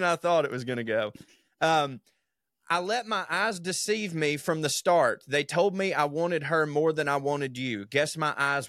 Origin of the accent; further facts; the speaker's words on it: Texas, United States; also born or lived in Oklahoma; I consider myself a Texan. I grew up in Texas and Oklahoma.